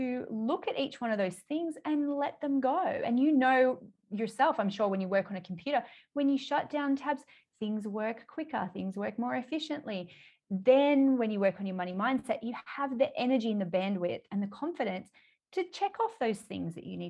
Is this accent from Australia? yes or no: yes; Australia; accent: Australian; I live in Australia, which probably people can tell by my accent